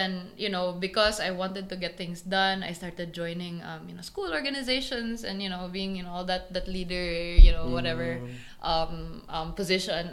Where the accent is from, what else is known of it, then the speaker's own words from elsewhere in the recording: Bohol, Central Visayas, Philippines; also born or lived in Cebu; I was born in Cebu, but I was raised in Bohol.